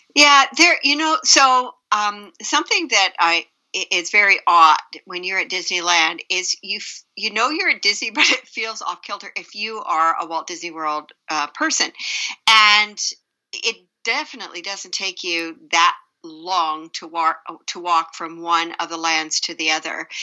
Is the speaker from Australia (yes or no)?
no; Canada; now in United States; I'm Canadian